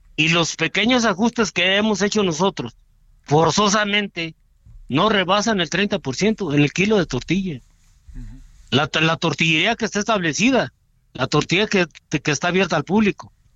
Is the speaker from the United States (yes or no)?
no; Mexico; como mexicanos